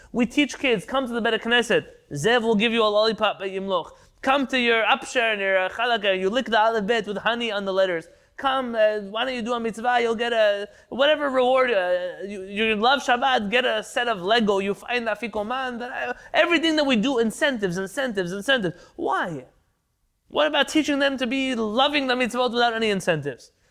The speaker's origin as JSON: {"language": "English", "town": "San Diego", "region": "California", "country": "United States", "tie": "born or raised there", "said": "I grew up in San Diego"}